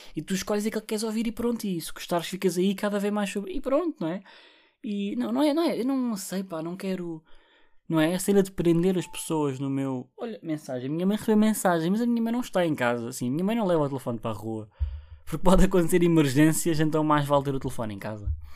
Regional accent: Barreiro, Setúbal, Portugal; eu sou do Barreiro

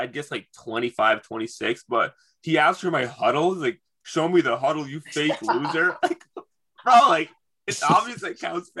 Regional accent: Michigan, United States; I grew up in Michigan.

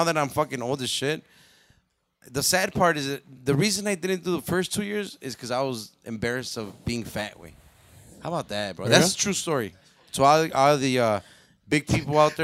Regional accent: Chicago, Illinois, United States; I'm from Bronzeville

